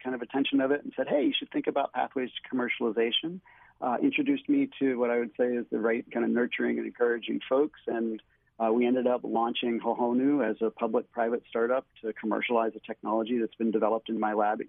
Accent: Pittsburgh, Pennsylvania, United States; born there; now in Hawaii, United States; I was born in Pittsburgh. I lived up and down the East Coast, but I've been here in Hawaii since 2004.

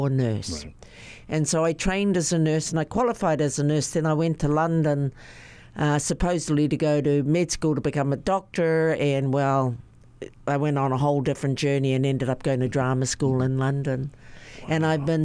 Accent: New Zealand; Growing up in New Zealand as a hapa girl, my dad's Māori, my mum is a haole, Caucasian

